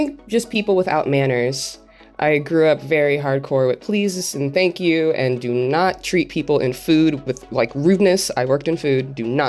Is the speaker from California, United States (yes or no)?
yes; Los Angeles, California, United States; 29, born and raised in Los Angeles, California.